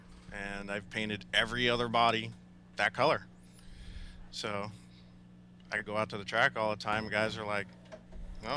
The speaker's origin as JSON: {"language": "English", "town": "Rohnert Park", "region": "California", "country": "United States", "also_born_or_lived": "Bend, Oregon", "said": "Rohnert Park, California."}